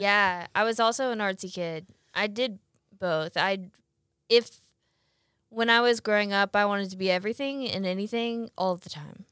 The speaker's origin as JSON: {"language": "English", "town": "Brandon", "region": "Mississippi", "country": "United States", "tie": "born or raised there", "also_born_or_lived": "Jackson", "said": "I'm from Jackson. Live in Jackson, grew up in Brandon"}